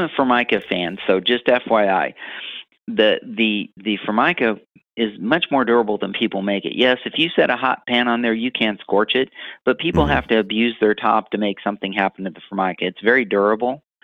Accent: Missouri, United States; I'm from Missouri

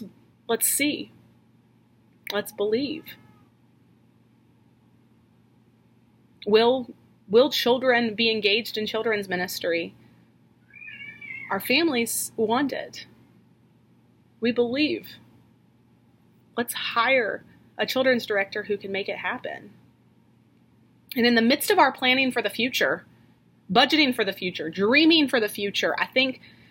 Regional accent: Norfolk, Virginia, United States; Norfolk, Virginia, where I'm from

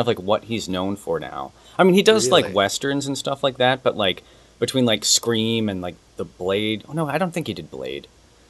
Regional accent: Ohio, United States; growing up in Ohio, I just kind of romanticized Hollywood.

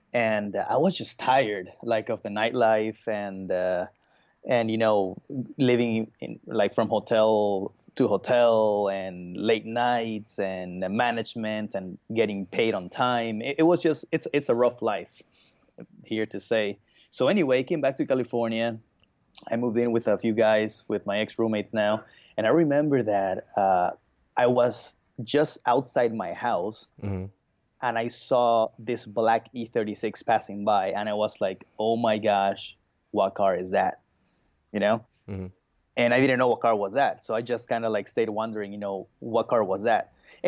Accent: Bolivia; also born or lived in Brazil; I was born in Brazil, but I was raised in Bolivia. So, and in Bolivia, motocross is pretty huge.

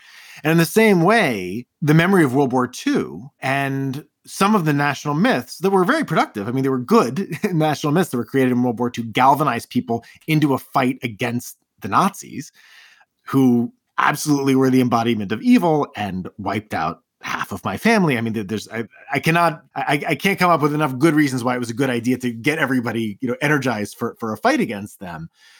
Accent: New York City, New York, United States; I was born in Queens

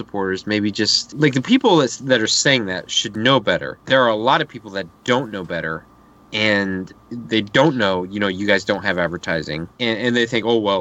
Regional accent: Indianapolis, Indiana, United States; I grew up in Indianapolis

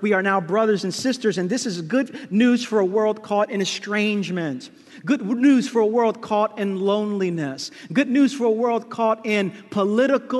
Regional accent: New York City, New York, United States; Growing up in Brooklyn, my grandparents used to welcome so many people into the house

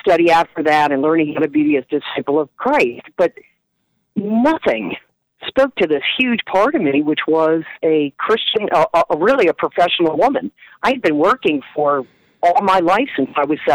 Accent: Wilmington, Delaware, United States; accent: Philly; moved away; Wilmington, Delaware, originally.

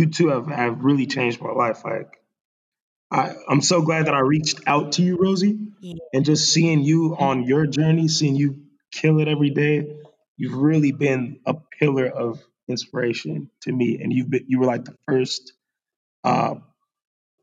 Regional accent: Las Vegas, Nevada, United States; moved away as an adult; now in Vietnam; Las Vegas, my hometown

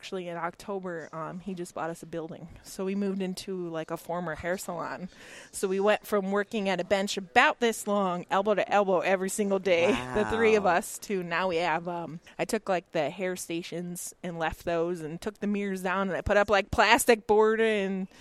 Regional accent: Canandaigua, New York, United States; I'm back in my local, like my hometown. So our practice is in Canandaigua, New York

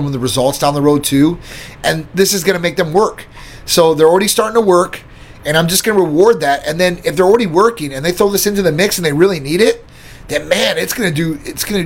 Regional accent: Midwest, United States; I'm from the Midwest, too, myself

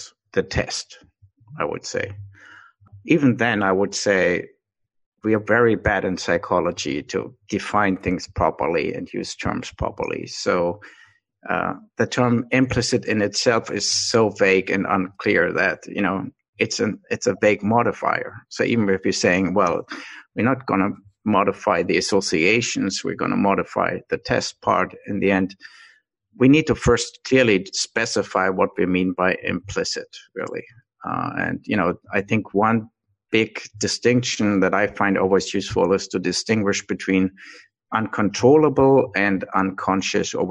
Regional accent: Germany; moved away as an adult; now in United States; I grew up in Germany. I moved to the United States first time really when I was 30

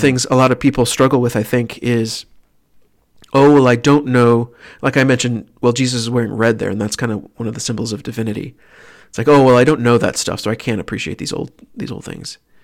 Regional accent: Tyler, Texas, United States; born or raised there; moved away

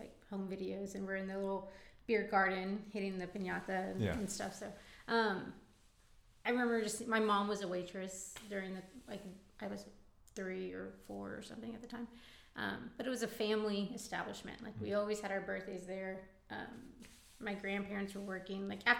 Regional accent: Fort Worth, Texas, United States; I'm born and raised in Fort Worth, Texas.

